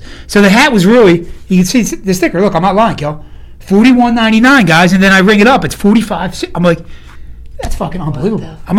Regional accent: Philadelphia, Pennsylvania, United States; I'm from Philly

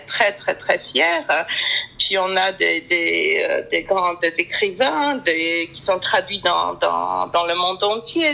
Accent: Poland; en tant que polonaise

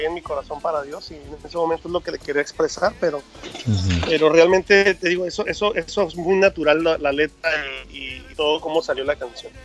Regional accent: Mexico; Como buenos mexicanos, tenemos que comer bien todo el tiempo

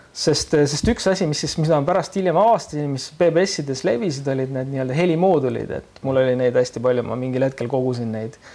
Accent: Keila, Harju County, Estonia; mina olen Keilast pärit

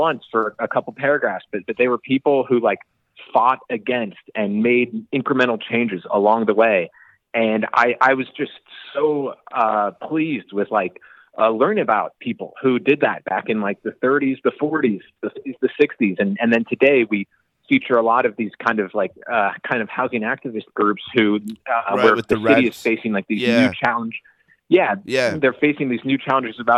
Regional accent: Kansas City, Missouri, United States; our generation, who grew up in the 90s, we will certainly cling to those games. And when we grew up, it was definitely part of us, like, this feeling that things aren't going to go right in Kansas City

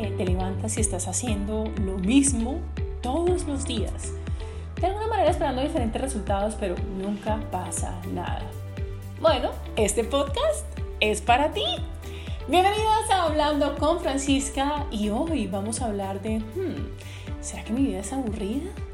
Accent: Cali, Valle del Cauca, Colombia; yo que soy caleña

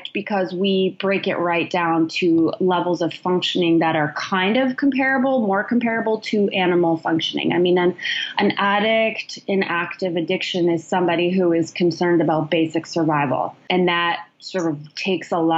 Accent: Canada; also born or lived in Chilliwack, British Columbia; being Canadian

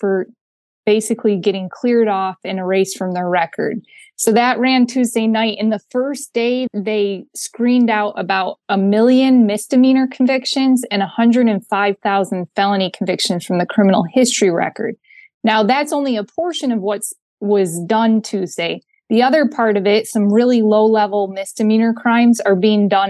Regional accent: Linden, Michigan, United States; I grew up a little bit outside of Flint in Linden, so Genesee County

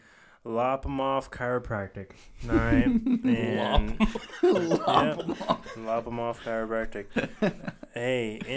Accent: New Orleans, Louisiana, United States; I'm from New Orleans.

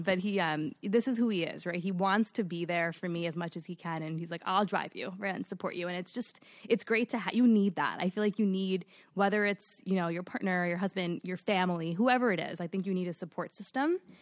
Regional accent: New York City, New York, United States; also born or lived in Forest Hills / Long Island; born and raised in Queens

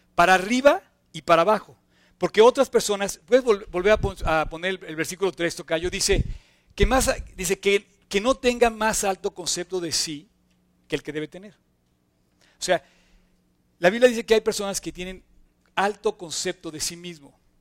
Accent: Mexico; como mexicanos

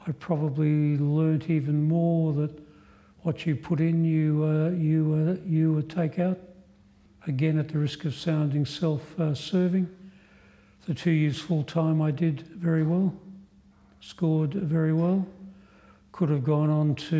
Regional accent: Queensland, Australia; moved away as an adult; now in Melbourne, Australia; As a Queenslander

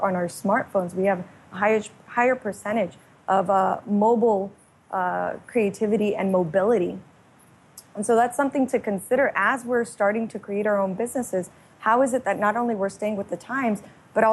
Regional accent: Miami, Florida, United States; I was raised in Miami, Florida

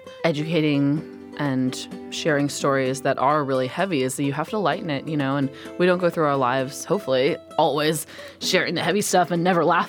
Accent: California, United States; growing up in California

